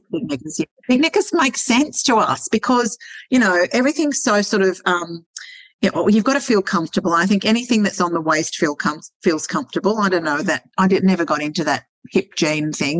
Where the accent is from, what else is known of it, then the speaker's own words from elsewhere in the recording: Sydney, New South Wales, Australia; moved away; I come from Sydney. I was born and born and raised in Sydney